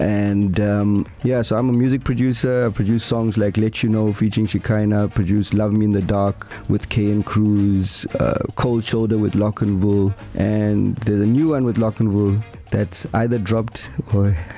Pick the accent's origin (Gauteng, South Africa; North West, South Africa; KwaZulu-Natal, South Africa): KwaZulu-Natal, South Africa; Durban; So I'm from Durban. I actually grew up in Westville. went to Westville Boys High School.